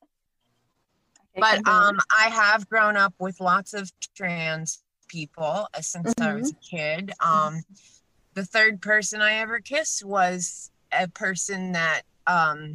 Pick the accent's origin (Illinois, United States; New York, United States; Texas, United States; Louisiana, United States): New York, United States; New York City; now in Pennsylvania, United States; I was born in Queens. Queens is now the most ethnically diverse place in the world. Which, as a Queens native, I am very proud